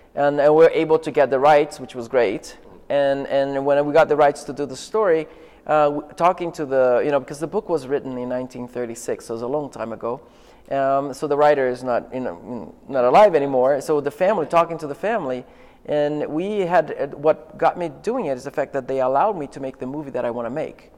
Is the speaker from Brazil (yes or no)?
yes; Rio de Janeiro, Brazil; I'm from Rio